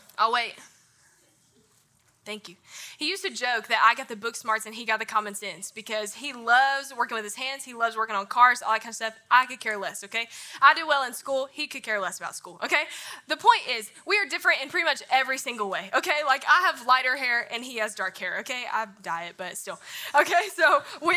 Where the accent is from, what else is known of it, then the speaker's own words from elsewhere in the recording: North Carolina, United States; now in Memphis, United States; people talk about my accent all the time. I'm from North Carolina. I'm from a small town